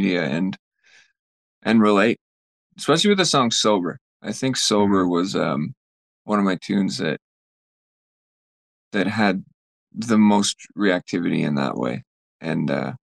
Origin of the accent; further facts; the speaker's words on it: Fort St. John, British Columbia, Canada; we were up in Fort St. John in my hometown